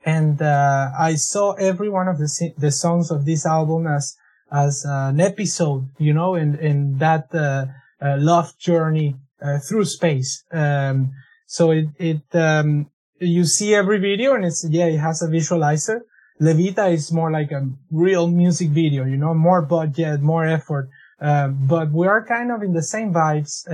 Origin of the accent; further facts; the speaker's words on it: Venezuela; also born or lived in Quebec, Canada; now in Canada; I was in Venezuela